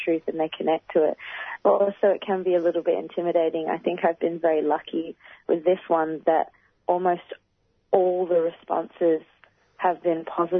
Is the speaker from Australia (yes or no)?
yes; Australia; as a black woman growing up in Australia